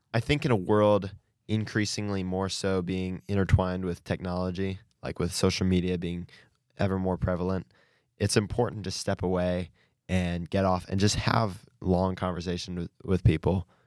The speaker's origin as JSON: {"language": "English", "town": "Bluffton", "region": "Indiana", "country": "United States", "said": "I'm from Bluffton, Indiana."}